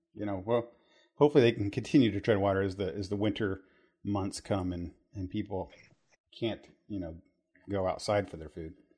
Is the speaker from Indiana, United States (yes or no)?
yes; Terre Haute, Indiana, United States; we grew up in Terre Haute, Indiana